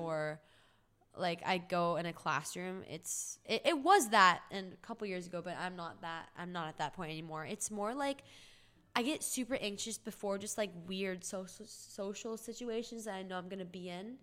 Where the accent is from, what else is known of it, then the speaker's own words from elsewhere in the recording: Orange County, California, United States; moved away as an adult; now in Los Angeles, United States; I'm from Orange County, California, and I lived there all my life.